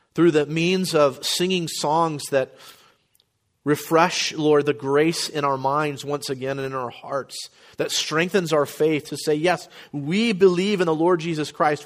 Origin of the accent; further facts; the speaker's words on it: Florida, United States; moved away; also born or lived in New Orleans, Louisiana / Midwest; my parents moved back to Florida, where they were from. And so I grew up very much a, a Floridian